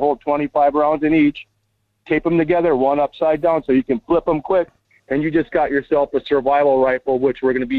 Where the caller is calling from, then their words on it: Las Vegas, Nevada, United States; from Las Vegas.